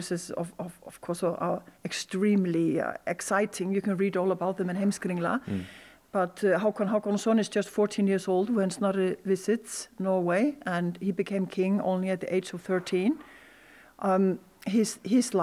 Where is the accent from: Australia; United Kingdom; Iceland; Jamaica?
Iceland; I could say full-blood Icelandic